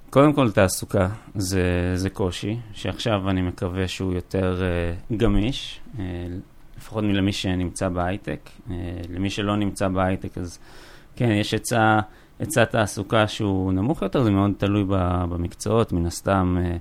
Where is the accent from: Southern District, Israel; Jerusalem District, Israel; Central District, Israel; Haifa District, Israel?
Central District, Israel; Kfar Saba; moved away as an adult; now in Neot Golan, Israel; אני גדלתי בצור יגאל, בכפר סבא, למדתי בכפר סבא